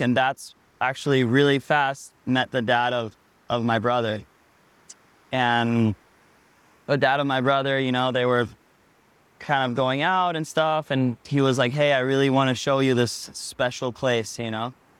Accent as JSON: {"language": "English", "town": "Pavones", "region": "Puntarenas", "country": "Costa Rica", "tie": "born or raised there", "also_born_or_lived": "Hawaii", "said": "I grew up here in Pavones, Costa Rica"}